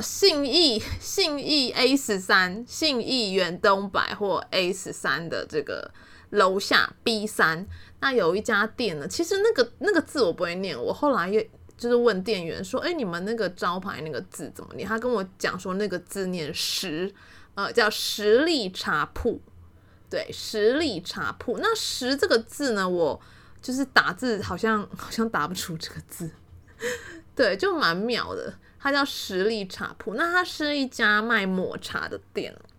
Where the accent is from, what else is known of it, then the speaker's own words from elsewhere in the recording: Taiwan; 我们都台湾人